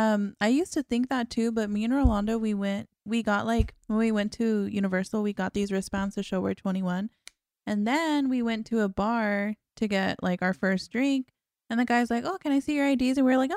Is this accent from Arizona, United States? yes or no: yes; Arizona, United States; I'm from Arizona.